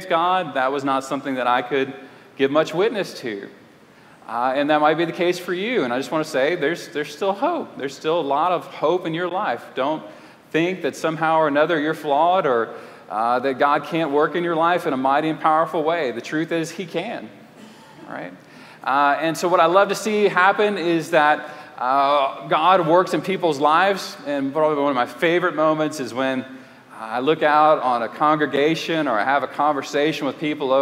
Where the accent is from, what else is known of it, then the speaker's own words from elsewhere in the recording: Lafayette, Louisiana, United States; moved away; also born or lived in Houston, Texas / Clear Lake, Texas / Fort Worth, Texas / Canton, Texas; I grew up in Lafayette, Louisiana, and just a couple hours away from here